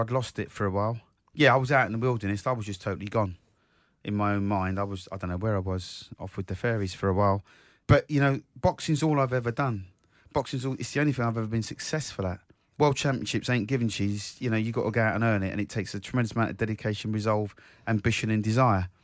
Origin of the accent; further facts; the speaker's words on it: Croydon, London, United Kingdom; my hometown, South Croydon